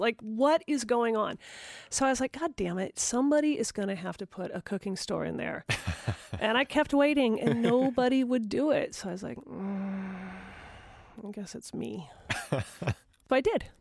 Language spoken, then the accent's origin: English; Portland, Oregon, United States; also born or lived in Seattle / Los Angeles / New York; now in Rhode Island, United States; I'm from Portland, Oregon, which was a, certainly a burgeoning artistic city. Um, I lived in Seattle after that. I lived in LA after that. And then I settled in New York for several years.